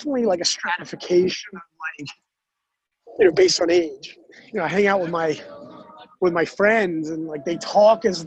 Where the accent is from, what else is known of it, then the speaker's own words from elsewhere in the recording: Denmark; accent: twangy; moved away as an adult; also born or lived in Copenhagen, Denmark; now in United States; I grew up in Denmark like in the 80s, 70s and 80s.